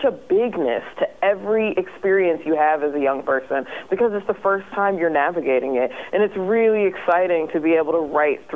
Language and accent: English; Indiana, United States; I'm from Indiana, all flat land